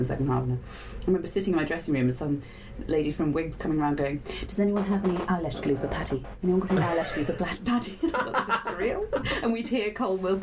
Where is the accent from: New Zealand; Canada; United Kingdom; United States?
United Kingdom; Winchester, South East England; where I grew up in Winchester